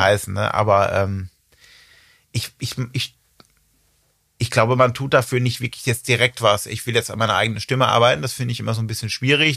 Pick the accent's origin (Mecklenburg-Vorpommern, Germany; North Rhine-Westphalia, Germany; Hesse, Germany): North Rhine-Westphalia, Germany; Ibbenbüren; ich komme wohl noch ein bisschen nördlicher, bin ich geboren in Ebenbüren